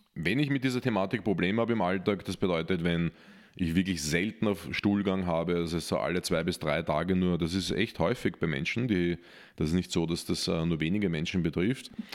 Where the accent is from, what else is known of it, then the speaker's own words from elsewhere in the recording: Austria; als Österreicher